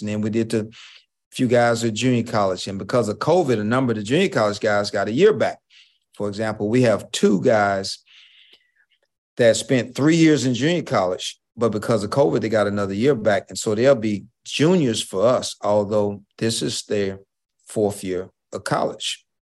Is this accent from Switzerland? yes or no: no; Houston, Texas, United States; I was the first African-American head coach of any head sport at University of Houston. at, in, in nineteen ninety-three, the first African-American head coach of any sport. And, uh, that's my hometown